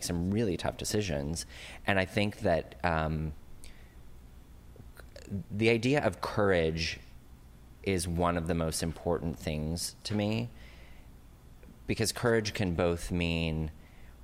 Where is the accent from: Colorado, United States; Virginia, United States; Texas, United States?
Colorado, United States; Fort Collins; moved away as an adult; also born or lived in Los Angeles / Frankfurt, Germany; now in New York, United States; I grew up in Colorado, so this is in Fort Collins, Colorado